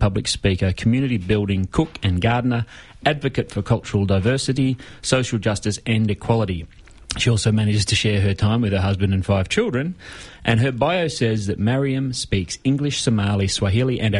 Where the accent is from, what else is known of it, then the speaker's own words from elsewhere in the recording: the Dandenongs, Victoria, Australia; I grew up in the Dandenongs, there was a lot of space out there